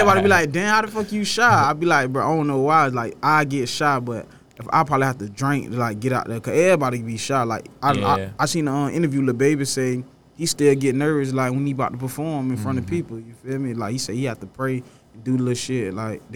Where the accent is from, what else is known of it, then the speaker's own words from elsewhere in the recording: Pompano Beach, Florida, United States; growing up in Pompano, I mean, it's the trenches, so I'm in the hood with it.